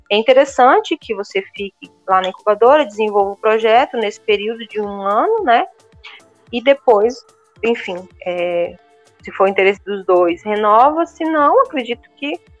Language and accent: Portuguese; Brazil; moved away as an adult; now in Portugal; Eu vim do Brasil com zero conhecimento sobre o que, que é ser portador de necessidade especial em Portugal.